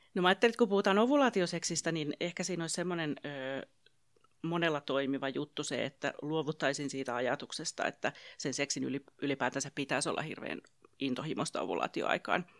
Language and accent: Finnish; Pirkanmaa, Finland; mä olen täältä Pirkanmalta kotoisin ja asun perheeni kanssa Tampereella